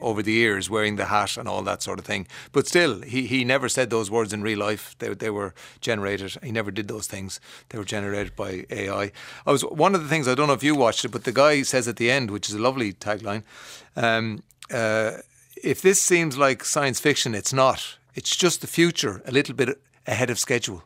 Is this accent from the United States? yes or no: no; Kildare, Leinster, Ireland; I am from the Midlands, a Midlands town, Kildare, not generic, it's Kildare.